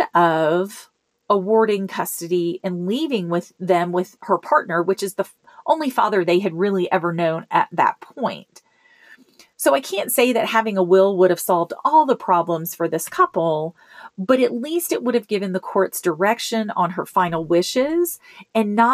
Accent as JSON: {"language": "English", "town": "Memphis", "region": "Tennessee", "country": "United States", "tie": "born or raised there", "moved": "yes", "lives_now": "Colorado, United States", "said": "my hometown in Memphis"}